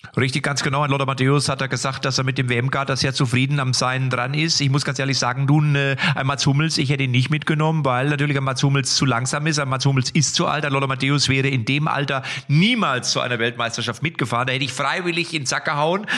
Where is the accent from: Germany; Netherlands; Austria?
Germany; Lippstadt, North Rhine-Westphalia; aus meiner Heimatstadt Lippstadt